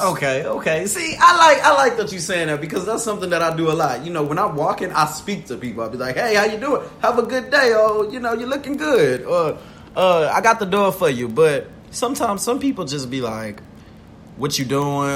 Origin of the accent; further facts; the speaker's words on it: the South, United States; I am from the South.